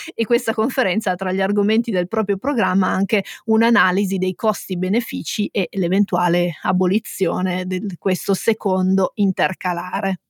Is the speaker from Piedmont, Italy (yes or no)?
yes; Turin, Piedmont, Italy; noi siamo torinesi